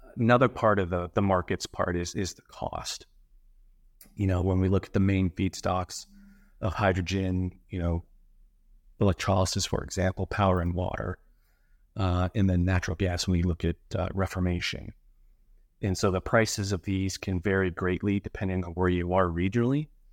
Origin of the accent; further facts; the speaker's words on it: Colorado Springs, Colorado, United States; moved away as an adult; now in Florida, United States; I'm originally from Colorado. Uh, grew up there, Colorado Springs, to be exact